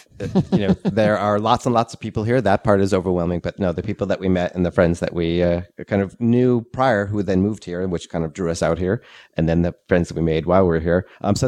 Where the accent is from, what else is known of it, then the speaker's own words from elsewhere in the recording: New England, United States; now in Asheville, United States; I grew up in New England